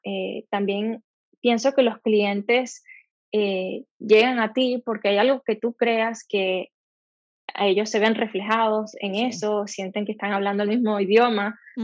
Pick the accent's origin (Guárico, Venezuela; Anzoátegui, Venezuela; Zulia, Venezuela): Zulia, Venezuela; Maracaibo; moved away as an adult; also born or lived in Barcelona, Spain; now in Los Angeles, United States; yo salí de Maracaibo, estoy trabajando aquí